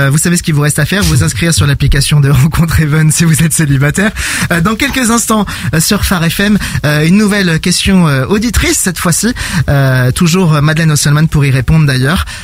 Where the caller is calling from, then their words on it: Belgium; alors, euh, je viens de la Belgique, près de moi.